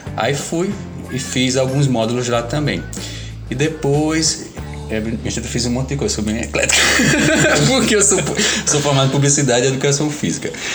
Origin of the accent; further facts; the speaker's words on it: Caruaru, Pernambuco, Brazil; sou de Caruaru.